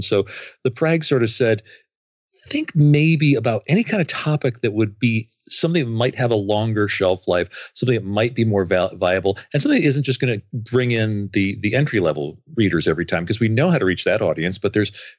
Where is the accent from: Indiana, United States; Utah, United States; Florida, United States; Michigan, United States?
Michigan, United States; Grand Rapids; from Grand Rapids, Michigan